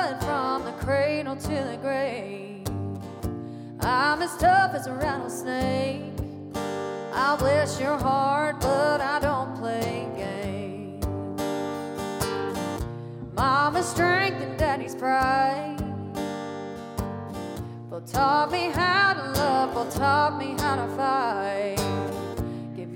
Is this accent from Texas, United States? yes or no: yes; Texas, United States; my home state, Texas